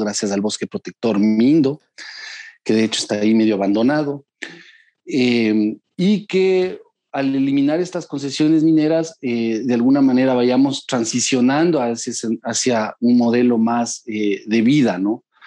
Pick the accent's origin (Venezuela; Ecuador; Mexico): Ecuador; soy un ciudadano ecuatoriano